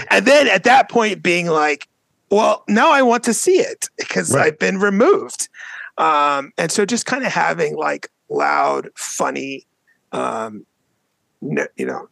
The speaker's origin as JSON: {"language": "English", "region": "Northern Virginia", "country": "United States", "tie": "born or raised there", "said": "I grew up in North Virginia area"}